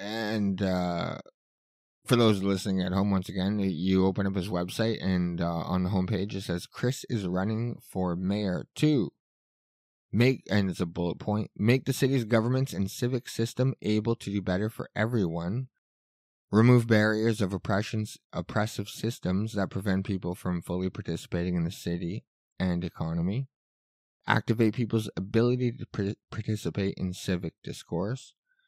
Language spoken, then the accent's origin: English; Winnipeg, Manitoba, Canada; I was born and raised in Winnipeg, so I have a deep understanding of our strengths as well as our challenges.